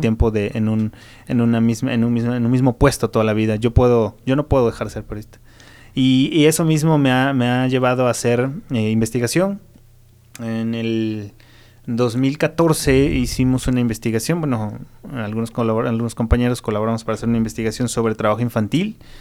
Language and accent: Spanish; Mexico; nosotros como mexicanos